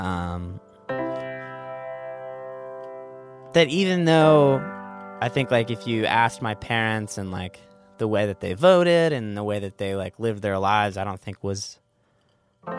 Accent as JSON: {"language": "English", "area": "Orange County", "region": "Southern California", "country": "United States", "tie": "born or raised there", "said": "I grew up in Southern California."}